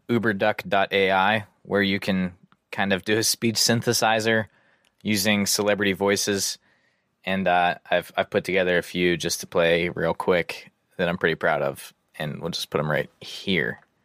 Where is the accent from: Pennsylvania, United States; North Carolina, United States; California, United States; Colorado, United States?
Pennsylvania, United States